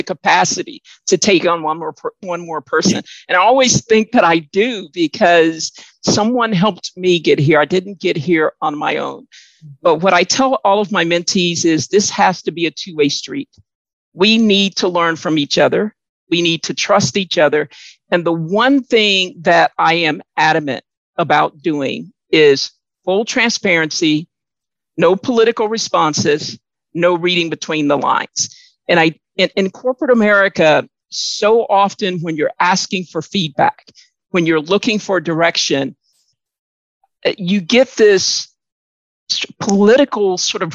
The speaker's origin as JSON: {"language": "English", "region": "Mississippi", "country": "United States", "tie": "born or raised there", "said": "growing up in the South, in Mississippi, in a large family"}